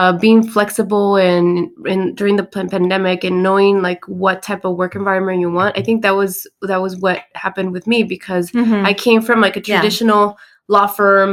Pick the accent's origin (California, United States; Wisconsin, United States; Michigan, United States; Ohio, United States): California, United States; Hayward; I'm from Hayward. I went to your school